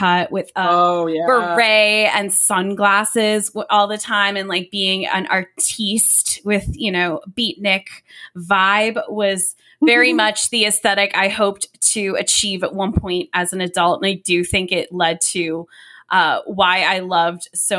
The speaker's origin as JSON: {"language": "English", "region": "Northern Virginia", "country": "United States", "tie": "born or raised there", "said": "I grew up in Virginia, kind of the northern part"}